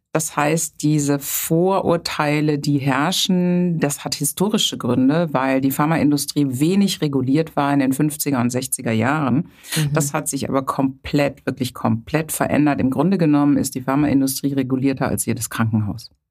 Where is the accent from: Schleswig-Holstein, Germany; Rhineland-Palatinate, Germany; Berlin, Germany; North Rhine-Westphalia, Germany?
North Rhine-Westphalia, Germany; later near Bonn; moved away as an adult; now in Hamburg, Germany; Also aufgewachsen bin ich auf dem Land. Dort habe ich die gesamte Kindheit verbracht, rechtsrheinisch sozusagen, zusammen mit meiner älteren Schwester. Und in der Pubertät sind wir dann etwas städtischer umgezogen, das heißt in die Nähe von Bonn